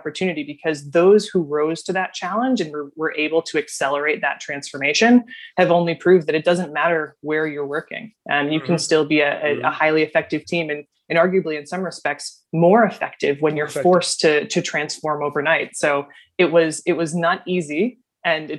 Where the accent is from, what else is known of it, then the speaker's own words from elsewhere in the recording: Dearborn, Michigan, United States; moved away as an adult; also born or lived in East Coast; I grew up in Dearborn, Michigan. I'm a Midwestern gal at heart, and I found myself on the East Coast really in my college journey